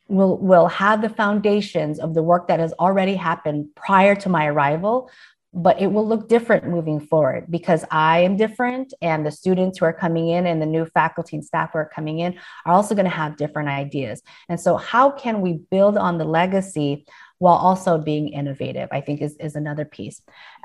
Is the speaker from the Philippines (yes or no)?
yes; Philippines; However, in my office, I hang a painting that my brother got for me from the Philippines. I am Filipina and I'm very proud of that identity.